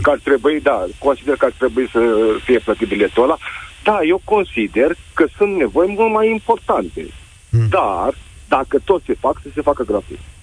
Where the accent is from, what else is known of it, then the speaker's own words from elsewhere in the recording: Iași, Iași County, Romania; now in Cluj-Napoca, Romania; eu sunt din Iași, na, acum trăiesc în cluj